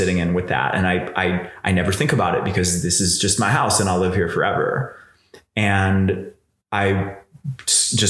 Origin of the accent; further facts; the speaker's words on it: Chicago, Illinois, United States; I was a bro from Chicago. So I grew up in a suburb